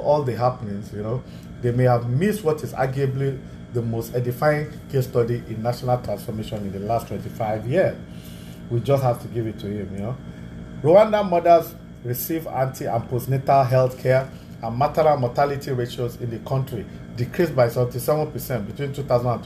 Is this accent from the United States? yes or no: no; Nigeria; I'm a Nigerian